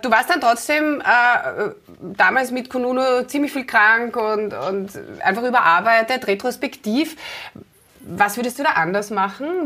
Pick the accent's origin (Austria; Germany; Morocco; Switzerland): Austria; Klosterneuburg, Lower Austria; in Klosterneuburg, meiner Heimatstadt, fahre ich immer vorbei